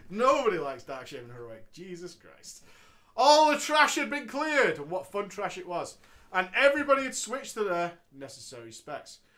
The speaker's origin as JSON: {"language": "English", "town": "Wigan", "region": "North West England", "country": "United Kingdom", "said": "I'm from Wigan, mate. Wigan, mate."}